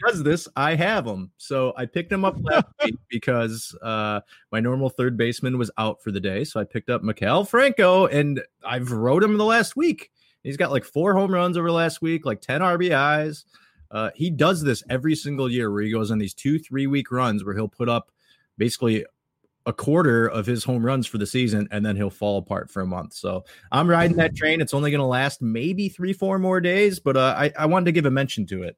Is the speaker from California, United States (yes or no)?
no; Detroit, Michigan, United States; we're from Detroit